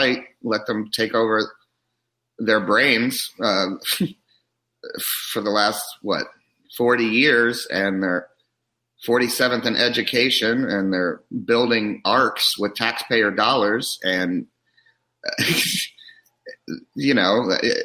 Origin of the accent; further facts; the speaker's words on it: Kentucky, United States; also born or lived in Chicago; now in Los Angeles, United States; I'm from Kentucky